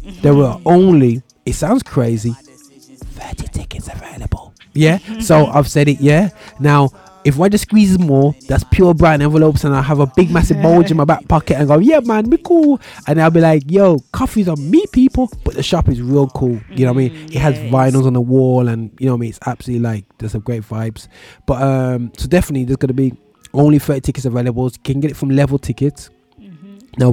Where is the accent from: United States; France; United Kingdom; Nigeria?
United Kingdom; Birmingham, West Midlands; my hometown Birmingham